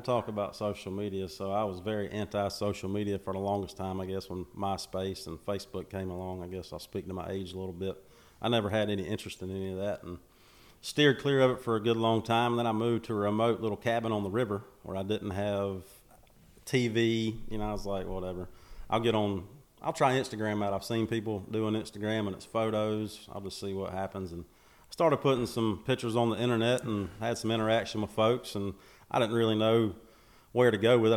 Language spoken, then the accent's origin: English; Macon, Georgia, United States; born and raised in Macon, Georgia